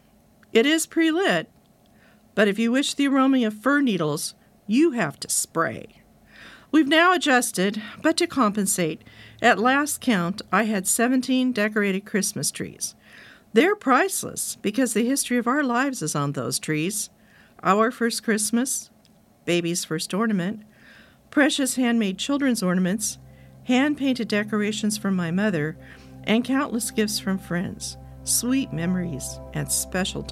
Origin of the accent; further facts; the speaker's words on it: Southern California, United States; I grew up in Southern California